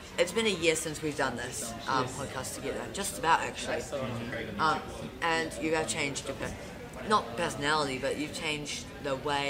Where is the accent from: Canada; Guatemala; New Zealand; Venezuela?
New Zealand; Auckland; I like being a New Zealander, but then again, I do want to move out of Auckland.